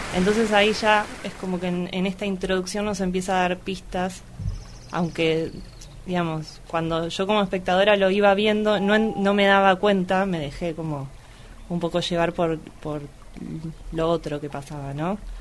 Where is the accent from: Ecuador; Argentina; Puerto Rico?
Argentina; Luján, Buenos Aires Province; Soy nacida y criada en Luján